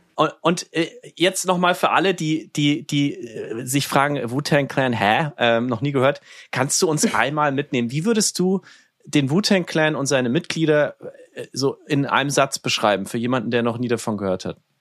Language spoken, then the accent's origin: German; Nuremberg, Bavaria, Germany; now in New York, United States; meine Heimatstadt Nürnberg